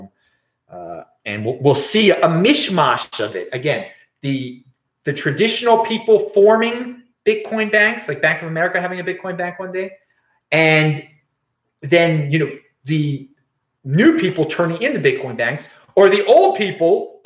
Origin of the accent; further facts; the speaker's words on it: Baltimore, Maryland, United States; now in West Coast, United States; I'm from Baltimore